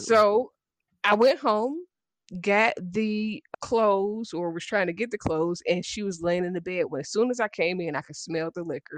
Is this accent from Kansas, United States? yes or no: no; Dayton, Ohio, United States; I'm from Dayton, Ohio